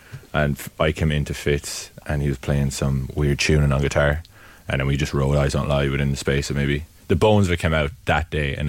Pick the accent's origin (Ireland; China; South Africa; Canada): Ireland; Wexford, Leinster; I grew up in Wexford, rowing around, kind of, it was coastal rowing, so it was like the wooden cots. And I lived just by a river called the Bora, which leads into the Slaney.